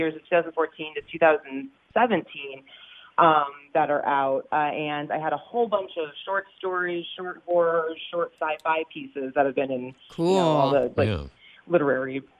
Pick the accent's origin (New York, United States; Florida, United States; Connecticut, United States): Connecticut, United States; Hamden; I lived here in Hamden my entire life, until I was 28